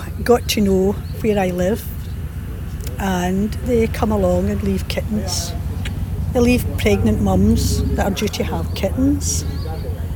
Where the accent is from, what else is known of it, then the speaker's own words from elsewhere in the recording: Paisley, Scotland, United Kingdom; moved away as an adult; also born or lived in Colchester, England; now in Northern Cyprus; I come from Paisley, born and bred in Paisley, west of Scotland